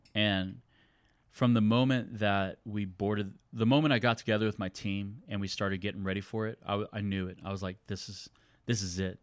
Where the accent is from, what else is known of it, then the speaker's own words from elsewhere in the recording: San Antonio, Texas, United States; was born and raised in San Antonio